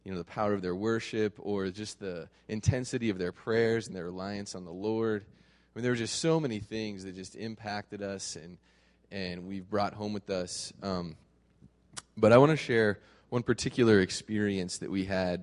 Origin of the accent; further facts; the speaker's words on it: United States; as an American with all of my comforts